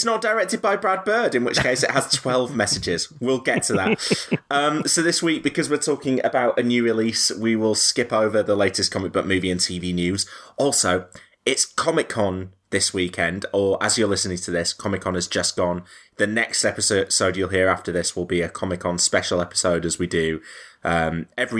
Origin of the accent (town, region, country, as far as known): Leeds, Yorkshire and the Humber, United Kingdom; accent: northern